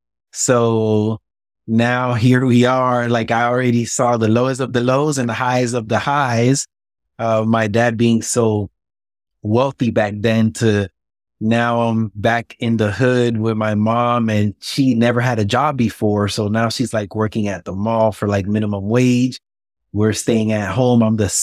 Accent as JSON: {"language": "English", "town": "Miami", "region": "Florida", "country": "United States", "tie": "born or raised there", "said": "Man, I mean, it was tough. I had a very rough upbringing. I seen it all before age of 10. I saw it all. When I was born in Miami, I was really poor."}